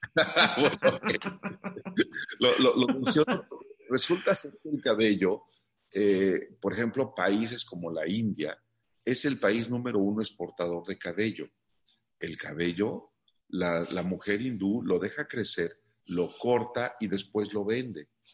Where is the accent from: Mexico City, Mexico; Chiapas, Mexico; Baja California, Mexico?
Mexico City, Mexico; yo soy originario de la Ciudad de México